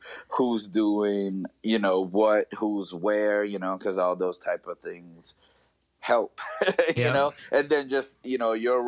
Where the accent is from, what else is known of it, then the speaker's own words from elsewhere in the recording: north of New Orleans, Louisiana, United States; moved away as an adult; also born or lived in North Dakota; now in Twin Cities, Minnesota, United States; I grew up in Louisiana, right north of New Orleans